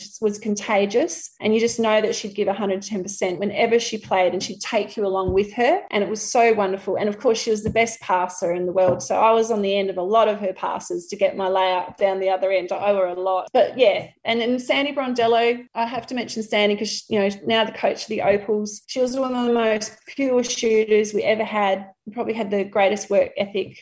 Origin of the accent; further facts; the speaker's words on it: Murrayville, Victoria, Australia; the primary school where I grew up in Murrayville